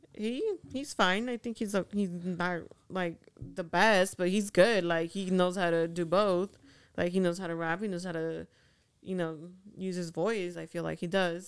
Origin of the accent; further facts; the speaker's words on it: Honduras; moved away; I'm from Honduras